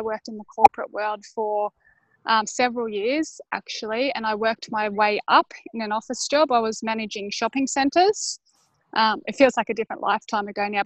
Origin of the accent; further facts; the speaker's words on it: Brisbane, Queensland, Australia; I am from Brisbane, Australia